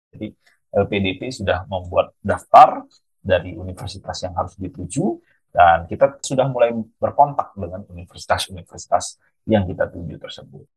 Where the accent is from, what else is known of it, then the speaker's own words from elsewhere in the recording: Bali, Indonesia; moved away as an adult; also born or lived in Jakarta, Indonesia; now in Queensland, Australia; saya dari Bali